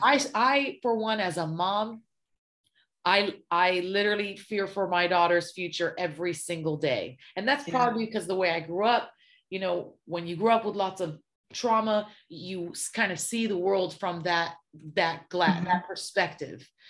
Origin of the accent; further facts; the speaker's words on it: Los Angeles, California, United States; also born or lived in Syria; growing up in South Central